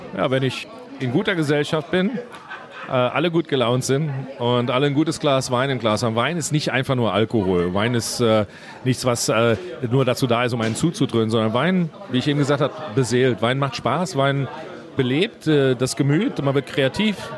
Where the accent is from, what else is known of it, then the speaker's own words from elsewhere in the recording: Leiwen, Rhineland-Palatinate, Germany; in Leyven, meinem Heimatort